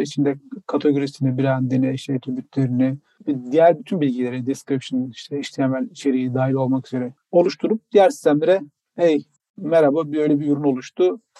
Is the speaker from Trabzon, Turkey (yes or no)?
yes; Trabzon, Turkey; now in Istanbul, Turkey; Trabzonlu ve Trabzonsporluyum